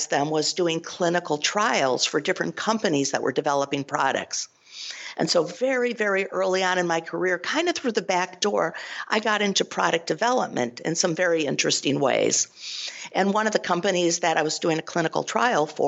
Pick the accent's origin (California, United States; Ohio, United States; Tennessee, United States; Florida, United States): Ohio, United States; Cleveland; I'm originally from Cleveland, Ohio